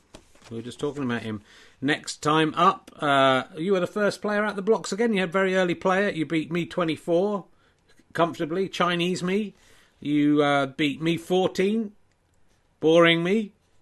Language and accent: English; South West England, United Kingdom; accent: Somerset; it's because I'm from Somerset